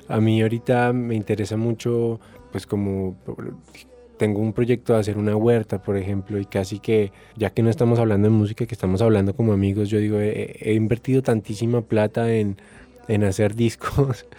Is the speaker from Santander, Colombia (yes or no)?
no; Bogotá, Colombia; Yo crecí en, en Bogotá, en un barrio del occidente que se llama Modelia